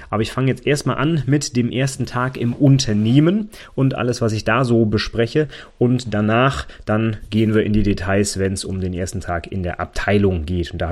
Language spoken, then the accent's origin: German; Northern Germany, Germany; Ne, bei uns im Norden, da sagen auch wirklich Moin.